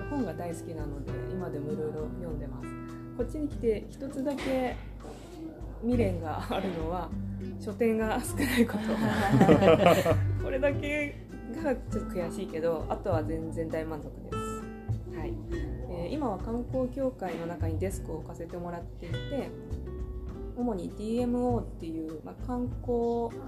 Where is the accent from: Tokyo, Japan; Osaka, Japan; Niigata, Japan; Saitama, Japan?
Saitama, Japan; moved away as an adult; also born or lived in Osaki, Miyagi; now in Senboku, Japan; えーと、と生まれたのは宮城県の、えー、現在大崎市なんですけども、その後はほぼほぼ埼玉で育ってます